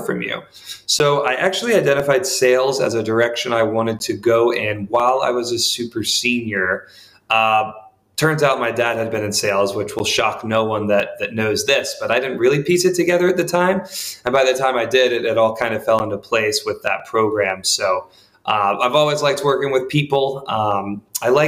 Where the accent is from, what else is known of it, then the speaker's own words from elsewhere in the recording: Charlotte, North Carolina, United States; I'm actually from Charlotte, North Carolina